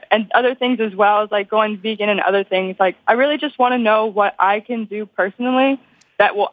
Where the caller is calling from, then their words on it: Louisiana, United States; Um, South Louisiana.